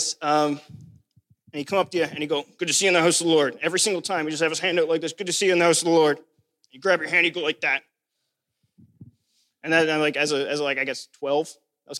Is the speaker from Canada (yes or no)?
yes; Newfoundland and Labrador, Canada; moved away; growing up in Newfoundland. And I know everyone knows I'm from Newfoundland because, like most Newfoundlanders, I don't shut up about it.